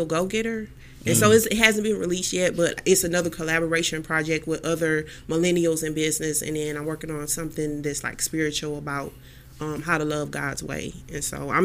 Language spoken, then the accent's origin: English; Houston, Texas, United States; now in Cleveland, United States; I'm here in Cleveland, Ohio now. I'm from Houston, Texas